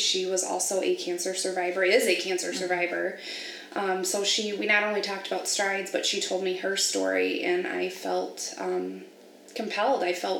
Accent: Sterling Heights, Michigan, United States; I am from Sterling Heights. I live there with my boyfriend and our fur kids.

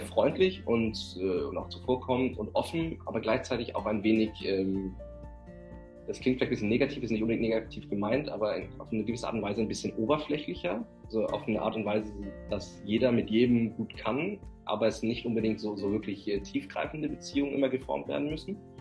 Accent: Southern Denmark, Denmark; Süddänemark in Betracht ziehen, wo ich ja herkomme. Äh, meine Heimat

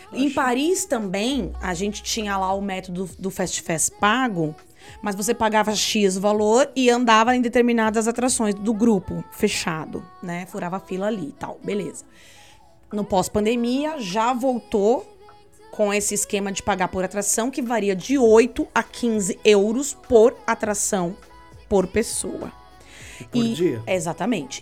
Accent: Brazil; a gente é brasileiro

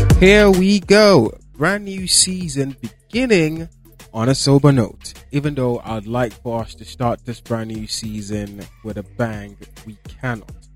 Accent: Borno, Nigeria; I am from Borno State

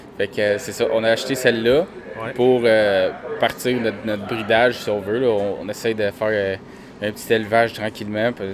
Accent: Varennes, Quebec, Canada; je viens de Varennes

